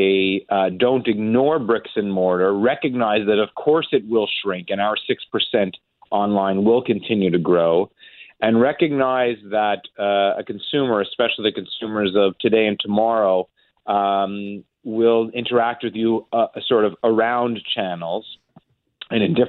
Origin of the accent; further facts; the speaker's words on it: Montreal, Quebec, Canada; I grew up in Montreal